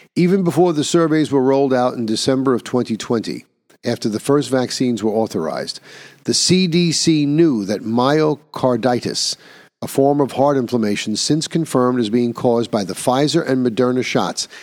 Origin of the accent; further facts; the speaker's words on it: New York, United States; In my own home state of New York